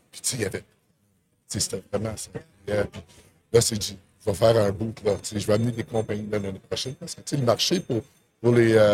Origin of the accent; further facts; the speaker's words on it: Ottawa, Ontario, Canada; J'étais là ce que je viens, parce que je viens d'Ottawa, tu sais.